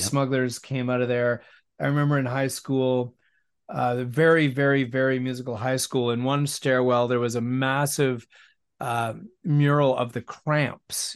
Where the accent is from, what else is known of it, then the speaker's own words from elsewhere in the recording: West Vancouver, British Columbia, Canada; the people that I grew up with in West